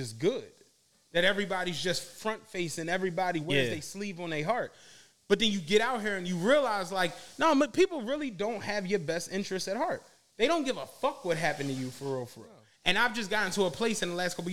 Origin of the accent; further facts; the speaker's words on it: Philadelphia, Pennsylvania, United States; growing up in Penrose